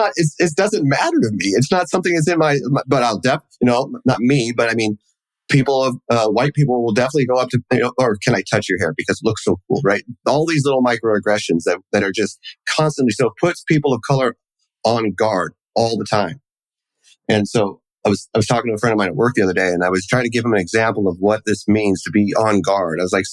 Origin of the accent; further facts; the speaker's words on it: New York, United States; Well, where are you from? Well, I'm from New York. No, where are your people from?